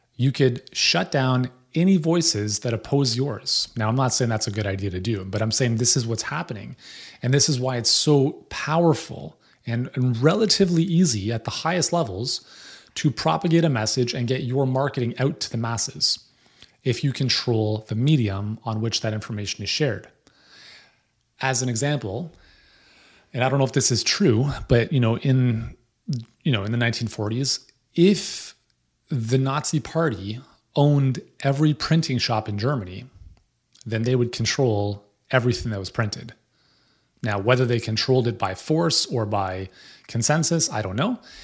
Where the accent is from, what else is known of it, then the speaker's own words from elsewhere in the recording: Canada; as a Canadian